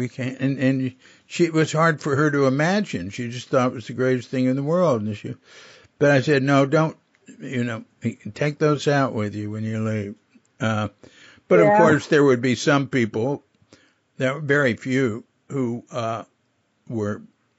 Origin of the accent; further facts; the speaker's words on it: Fort Worth, Texas, United States; moved away; I come from Fort Worth next door.